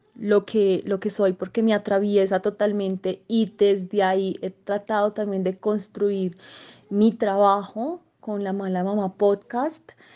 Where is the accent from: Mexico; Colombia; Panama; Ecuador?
Colombia; Manizales, Caldas; now in Bogotá, Colombia; soy de Manizales. Eh, vivo en Bogotá actualmente, pero pronto viviré en Medellín